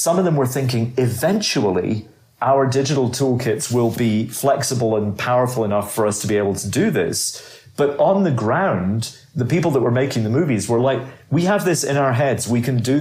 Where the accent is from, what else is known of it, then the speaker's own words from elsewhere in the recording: Edinburgh, Scotland, United Kingdom; accent: Edinburgh; moved away as an adult; also born or lived in London / Glasgow; growing up in Edinburgh